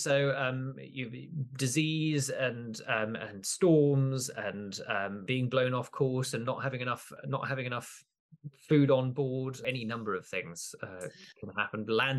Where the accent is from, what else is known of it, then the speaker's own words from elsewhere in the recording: Kenya; So part of this, I grew up in Kenya, part of my connection to these stories is the fact that obviously Camoens leaves one of the first records of European encounter with Eastern Africa and in the Indian Ocean.